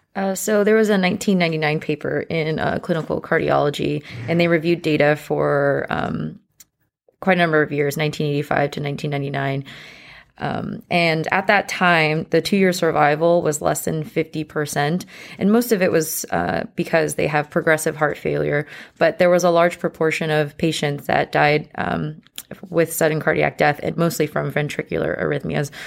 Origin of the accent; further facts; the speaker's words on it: San Jose, California, United States; moved away as an adult; also born or lived in New Orleans; I'm originally from San Jose, California, and I did medical school in New Orleans